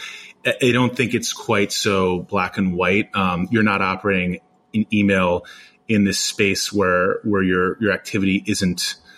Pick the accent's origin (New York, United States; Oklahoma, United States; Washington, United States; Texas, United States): New York, United States; Being a New Yorker and living in New York